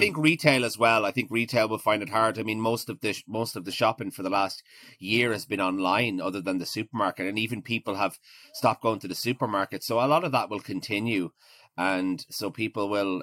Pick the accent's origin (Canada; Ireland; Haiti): Ireland; Maynooth, County Kildare; moved away as an adult; also born or lived in Clondalkin, Dublin / Galway / Edinburgh; most most of my my childhood was spent was spent in Maynooth